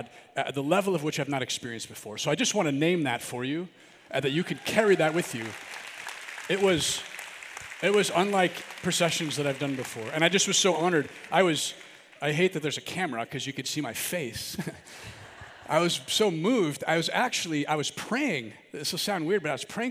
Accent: Milwaukee, Wisconsin, United States; I'm from the Archdiocese of Milwaukee

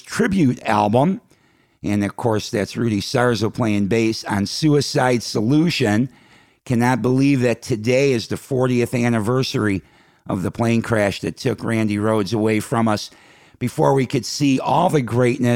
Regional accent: Chicago, Illinois, United States; moved away; my hometown of Chicago

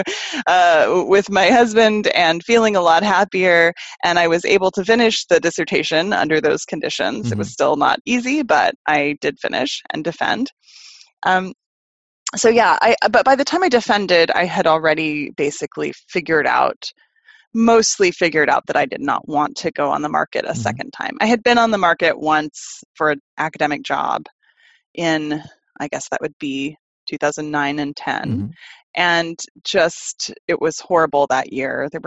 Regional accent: Austin, Texas, United States; also born or lived in Chicago; Austin was always my hometown

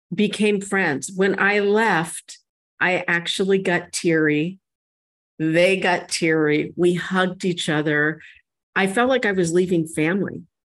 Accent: San Diego, California, United States; the church that I grew up attending here in San Diego

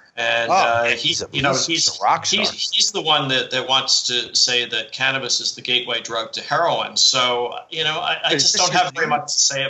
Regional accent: Morristown, New Jersey, United States; he grew up in Livingston. I grew up in Morristown. They're right next to each other.

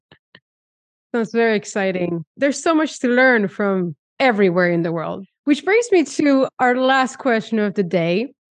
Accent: Argentina; moved away; I come from Argentina

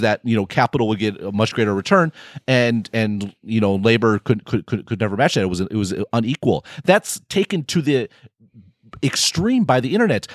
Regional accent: United States; we're all American

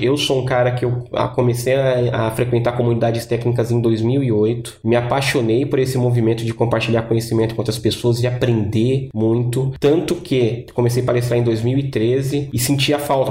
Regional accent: São Paulo, Brazil; moved away as an adult; now in Florianópolis, Brazil; agora eu sou de São Paulo, mas estou morando em, em, Floripa

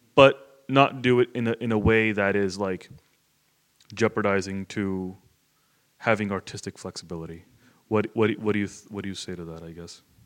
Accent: South Florida, United States; I grew up in Florida, which is a very rowdy state

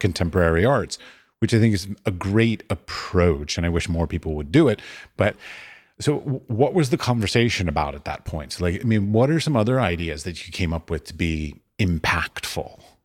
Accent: United States; now in Norway; as an American.

